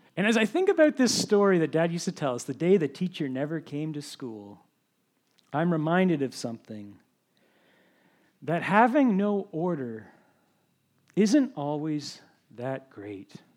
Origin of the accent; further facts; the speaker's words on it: Ontario, Canada; moved away as an adult; also born or lived in New Brunswick; I'm from Ontario originally